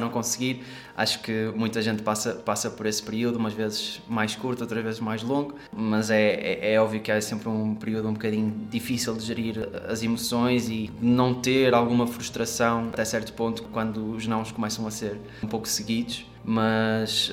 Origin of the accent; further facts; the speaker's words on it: Porto, Norte, Portugal; sou daqui do Porto